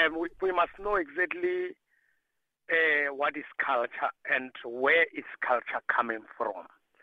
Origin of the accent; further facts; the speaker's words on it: Limpopo, South Africa; I feel like in Sibedi, Namubedi, and like I'm coming from Limpopo.